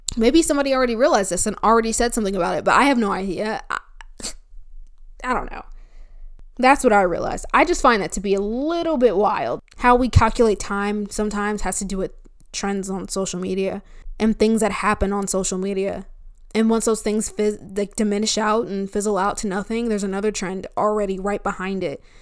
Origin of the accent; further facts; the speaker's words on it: New Jersey, United States; now in Florida, United States; I'm from New Jersey